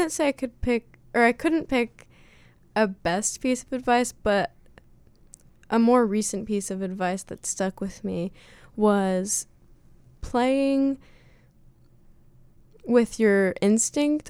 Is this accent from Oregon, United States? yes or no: yes; Southern Oregon, United States; I'm from Southern Oregon